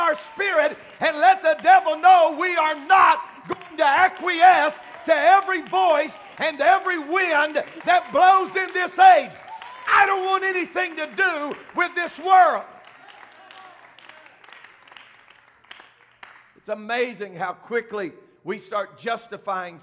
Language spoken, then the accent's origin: English; United States; I am an American from the top of my head to the soles of my feet